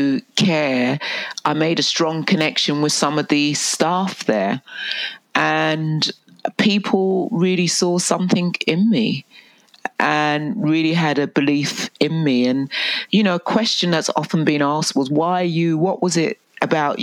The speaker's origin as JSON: {"language": "English", "region": "England", "country": "United Kingdom", "tie": "born or raised there", "moved": "as an adult", "lives_now": "Canada", "said": "I was born in England and I went into foster care"}